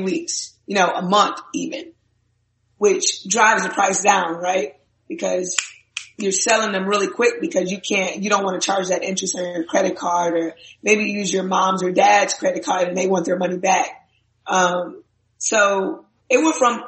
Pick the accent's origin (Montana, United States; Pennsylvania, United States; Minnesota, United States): Minnesota, United States; I'm from Minnesota.